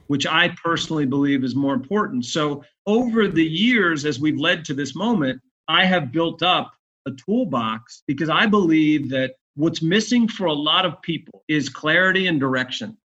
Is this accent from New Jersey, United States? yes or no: yes; Bayonne, New Jersey, United States; moved away as an adult; now in Atlanta, United States; I was born in New Jersey